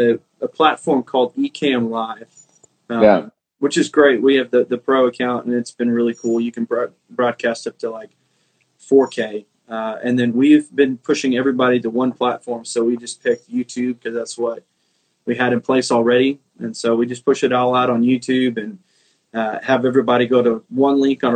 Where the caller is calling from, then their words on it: McKinney, Texas, United States; So I'm at my home in McKinney, Texas. It's kind of North Texas, North Dallas area.